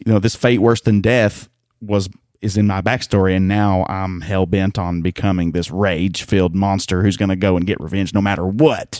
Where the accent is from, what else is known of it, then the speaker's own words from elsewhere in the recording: the South, United States; I'm from the South.